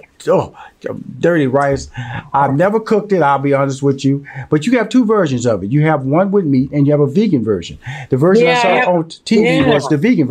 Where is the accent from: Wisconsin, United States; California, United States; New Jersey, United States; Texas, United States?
Texas, United States; Houston; And I'm from Houston, Texas, born and raised. And so I'm a Southern boy.